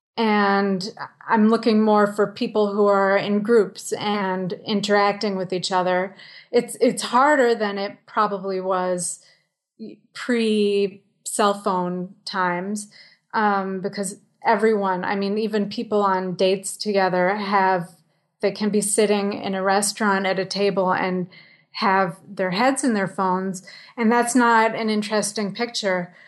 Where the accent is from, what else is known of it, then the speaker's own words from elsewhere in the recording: New York City, New York, United States; I live in the village. I grew up here on Bleecker Street